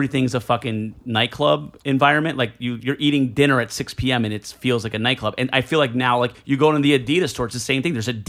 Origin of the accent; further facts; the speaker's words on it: Elizabeth, New Jersey, United States; also born or lived in Delaware Water Gap area, New Jersey; Meanwhile, I'm from Elizabeth, New Jersey.